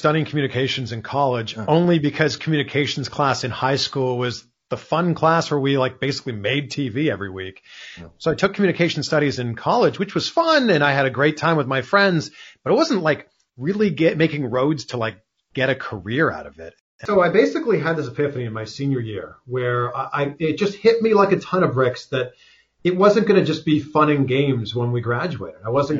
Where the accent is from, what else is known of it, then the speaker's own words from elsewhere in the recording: Ontario, Canada; there was a station about an hour away from my hometown. This was in Peterborough, Ontario.